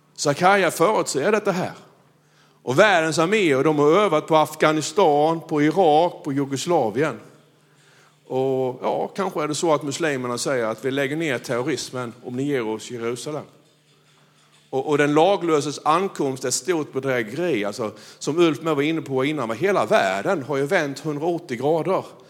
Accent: Blekinge, Sweden; jag är ju från Blekinge

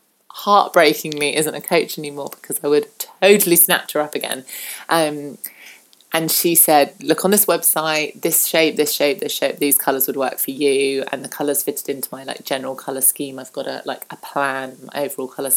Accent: southern England, United Kingdom; I'm very British and I'm very southern British.

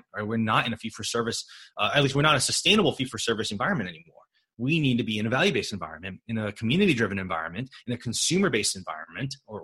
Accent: California, United States; I'm from California

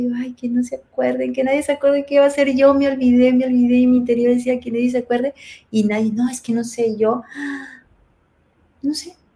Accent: Peru; moved away; soy peruana, soy extranjera

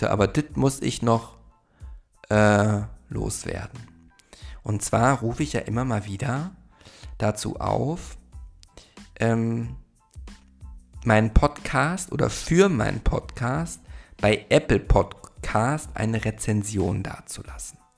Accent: Munich, Bavaria, Germany; ich bin aus München

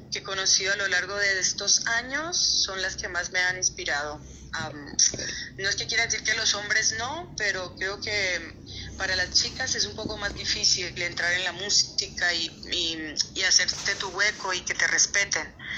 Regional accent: Colombia; moved away as an adult; also born or lived in Costa Rica / Miami; now in Ibiza, Spain; me fui muy pequeñita de Colombia, pues los, las raíces que dejé fueron las de mi colegio, los, los, los compañeros del cole

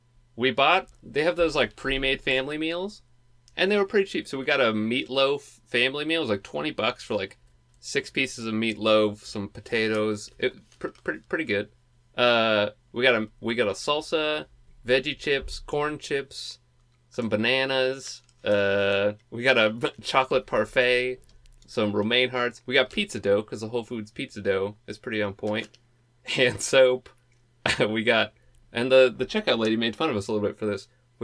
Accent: Portland, Oregon, United States; we're from Portland.

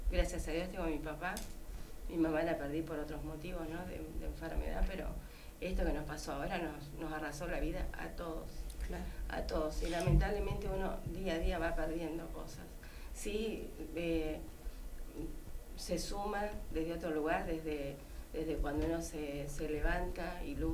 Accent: Rawson, Chubut, Argentina; me crié en Rawson prácticamente

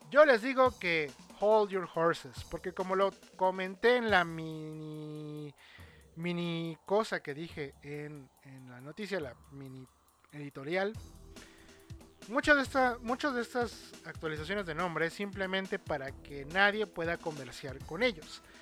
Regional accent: United States; Spanish is a second language; A table. Es que, es que soy gringa.

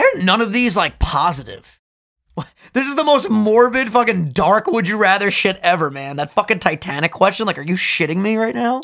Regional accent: New York, United States; we're both from New York

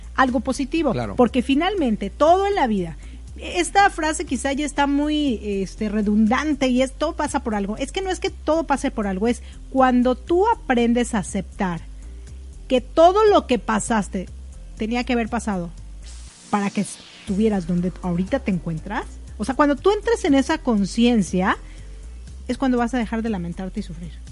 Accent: Mexico; somos mexicanos

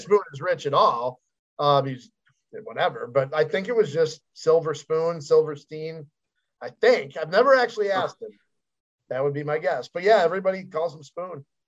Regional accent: Chicago, Illinois, United States; I grew up in Chicago.

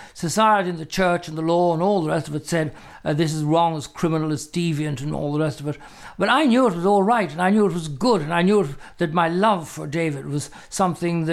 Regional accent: Ireland; they used to refer to me as the Irish homosexual

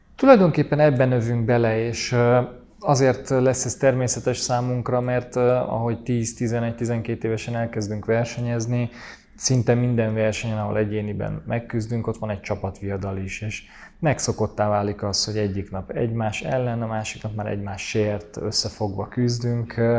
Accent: Budapest, Hungary; Én Budapesten, Budán nőttem fel

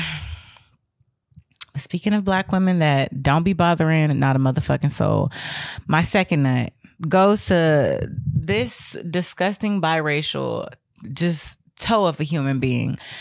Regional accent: the South, United States; I come from the South

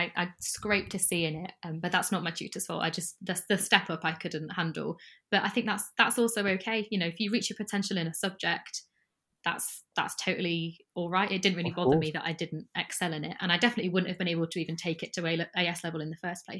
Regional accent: Sheffield, Yorkshire and the Humber, United Kingdom; accent: northern; now in London, United Kingdom; No, it comes back out when I go home. If I talk to my family members, my northern accent comes right back out. But I've been surrounded by Londoners for too long.

